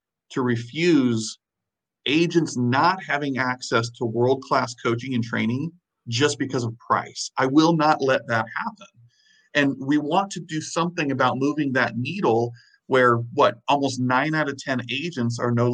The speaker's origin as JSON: {"language": "English", "region": "Illinois", "country": "United States", "also_born_or_lived": "the Carolinas", "moved": "yes", "lives_now": "Wisconsin, United States", "said": "I'm originally from Illinois, middle of nowhere, Illinois"}